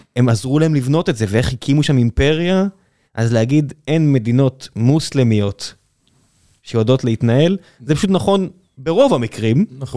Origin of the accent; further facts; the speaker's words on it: Israel; זה אוכל שאני אוהב וגדלתי פה עליו, כי נולדתי פה